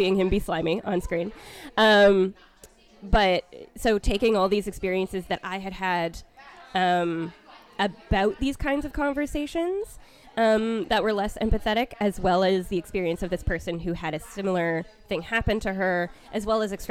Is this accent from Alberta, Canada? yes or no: no; Vancouver, British Columbia, Canada; moved away; back in my hometown of Vancouver in Canada